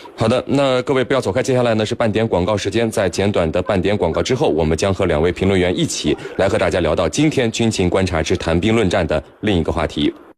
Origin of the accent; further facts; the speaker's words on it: China; 我们中国方面